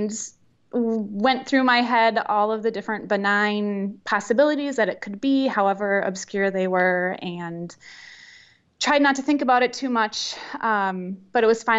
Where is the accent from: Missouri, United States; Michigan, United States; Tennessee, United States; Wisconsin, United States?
Wisconsin, United States; Verona; also born or lived in Milwaukee, Wisconsin; I grew up actually in the Madison area, a little suburb outside of Madison in Verona